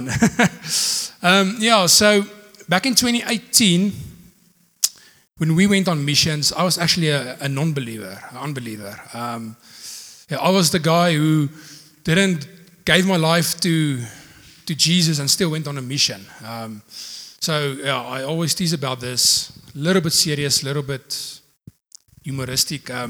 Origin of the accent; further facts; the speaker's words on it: Potchefstroom, North West, South Africa; now in Secunda, South Africa; Um, I'm from Secunda. Actually, I'm, I'm from Potch. Um, yeah, um, I, I started in Secunda back in 2015.